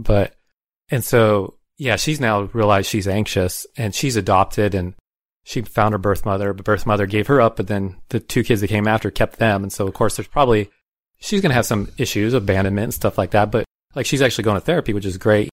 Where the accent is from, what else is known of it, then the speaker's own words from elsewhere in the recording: Tucson, Arizona, United States; I grew up in Tucson